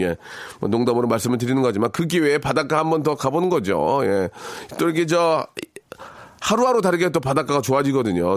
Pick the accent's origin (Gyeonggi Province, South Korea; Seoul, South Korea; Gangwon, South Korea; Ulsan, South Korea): Seoul, South Korea; also born or lived in Jeonju; 저 개화초등학교 맞습니다. 개화초등학교 맞고